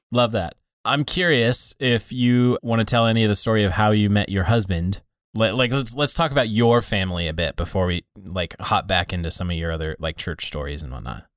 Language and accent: English; United States; also born or lived in Iowa / Montana; I grew up in pretty small town Iowa and small town Montana